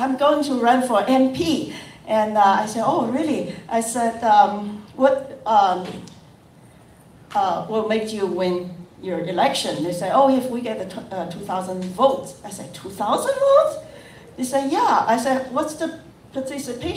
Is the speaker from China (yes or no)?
yes; China; moved away as an adult; now in United States; I'm from China